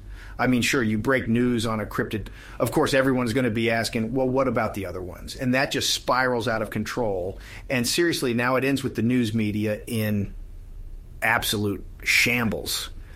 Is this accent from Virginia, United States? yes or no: yes; Richmond, Virginia, United States; Well, fellas, I grew up in Richmond, Virginia, and spent a lot of time in the woods around there.